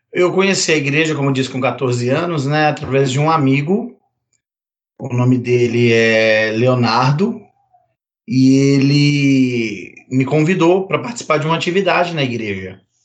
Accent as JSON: {"language": "Portuguese", "region": "Minas Gerais", "country": "Brazil", "also_born_or_lived": "Betim / Belo Horizonte", "said": "Eu sou mineiro, moro na mesma cidade que o Gustavo"}